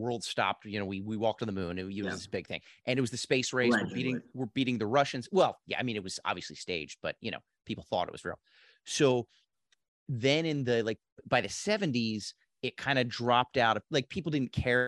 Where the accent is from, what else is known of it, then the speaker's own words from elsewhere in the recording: outside of Philadelphia, Pennsylvania, United States; I grew up in Philadelphia or, you know, outside of Philadelphia